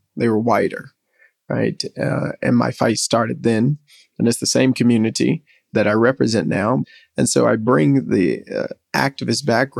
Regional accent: Memphis, Tennessee, United States; I come from Westwood, majority Black community in Southwest Memphis.

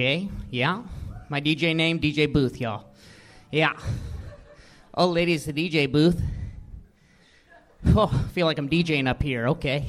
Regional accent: Denver, Colorado, United States; moved away as an adult; now in Glendale, United States; I'm from Denver originally.

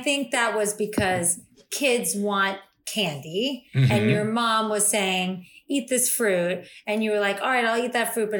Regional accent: South Florida, United States; I grew up in South Florida

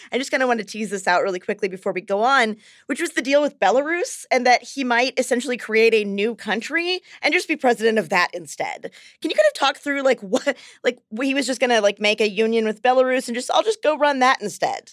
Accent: United States; I'm American

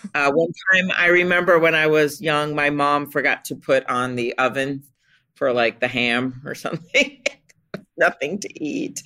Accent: Minnesota, United States; we're from Minnesota.

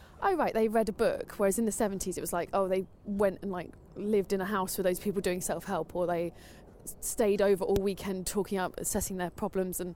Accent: London, United Kingdom; I grew up in North London. And still live here.

